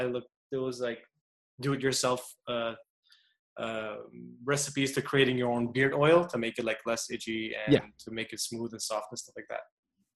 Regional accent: Montreal, Quebec, Canada; I'm from Montreal in Canada

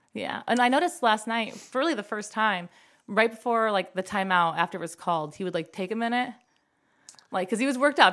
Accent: Five Point Road, Ohio, United States; I grew up on Five Point Road, a lot of trees

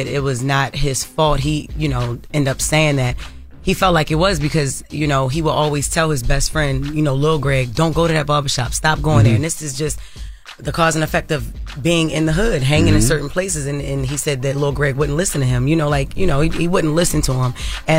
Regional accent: Baltimore, Maryland, United States; Growing up in Baltimore City with, you know, family members that, you know, were addicted

